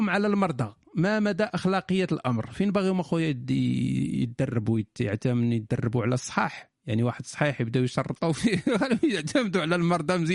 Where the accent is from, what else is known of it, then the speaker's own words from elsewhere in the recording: Morocco; ولكن حيت انا مغربي ما عارفش شنو هي ديك القضيه ديال تمشي للطبيب